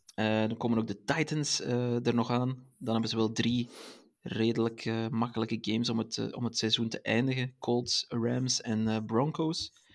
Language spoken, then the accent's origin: Dutch; Belgium; Als Belg